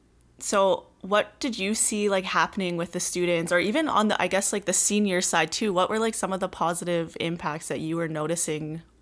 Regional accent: Saskatoon, Saskatchewan, Canada; I'll be hosting this episode of the Rising Youth Podcast. I'm from Treaty 6 Territory in Saskatoon, Saskatchewan. I am a Woodland Cree woman and an educator.

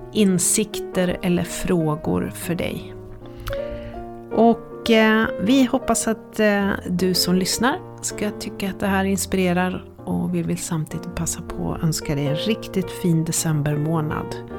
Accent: Örnsköldsvik, Västernorrland County, Sweden; så växte jag upp i Övik och i den dialekten så pratar man

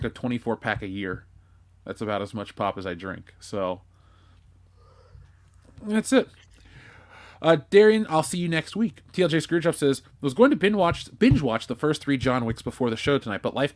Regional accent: Cincinnati, Ohio, United States; I'm from Cincinnati.

